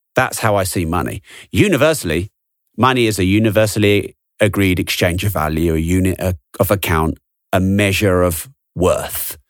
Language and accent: English; England, United Kingdom; I'm English